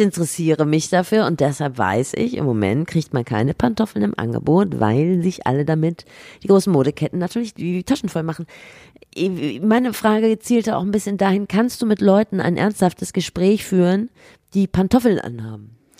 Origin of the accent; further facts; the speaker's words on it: Rhineland, Germany; ich komme aus dem Rheinland, natürlich.